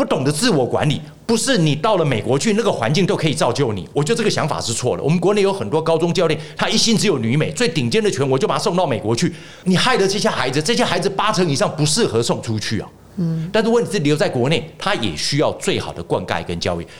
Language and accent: Chinese; Taiwan; 我们台湾人在造神的时候造的非常的伟大，